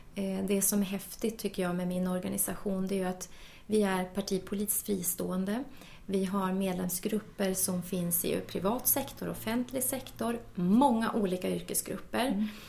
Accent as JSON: {"language": "Swedish", "town": "Luleå", "region": "Norrbotten County", "country": "Sweden", "tie": "born or raised there", "said": "jag är ju från Norrbotten mm. och född och uppvuxen i Luleå"}